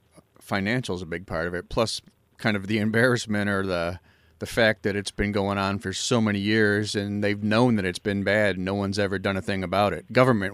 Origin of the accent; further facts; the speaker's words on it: Orland Park, Illinois, United States; I grew up in Orland Park, a suburb of the Chicago area, and I remember we had fluoride in our water